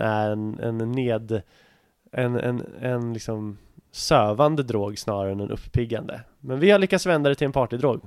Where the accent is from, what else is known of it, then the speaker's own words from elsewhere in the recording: Nyköping, Södermanland, Sweden; moved away; min hemstad Nyköping